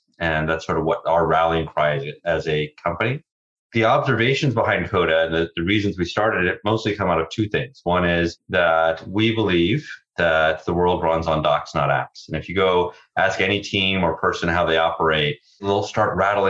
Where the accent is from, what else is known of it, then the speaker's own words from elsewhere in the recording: Virginia, United States; I grew up mostly in Virginia, but we sort of moved around a bunch.